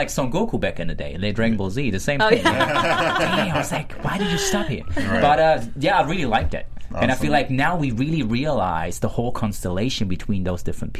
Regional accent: Germany; moved away; I was born and raised in Germany, right?

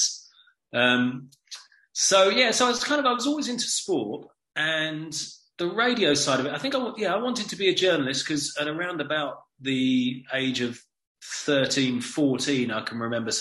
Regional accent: Hove, South East England, United Kingdom; also born or lived in Brighton; although I was born in Brighton, I've lived most of my life in Hove. I'm back in Brighton now

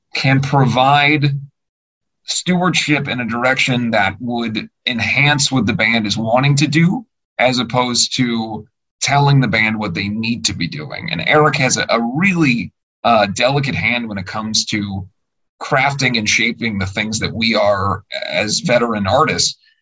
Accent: Cincinnati, Ohio, United States; I'm from Cincinnati

